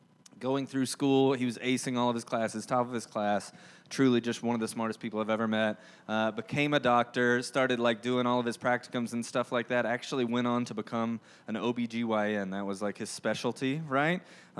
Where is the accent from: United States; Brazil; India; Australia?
United States; Georgia; accent: southern drawl; Now, if you didn't know, I'm from Georgia. If you couldn't tell by my, you know, thick southern drawl or the fact that I love the word y'all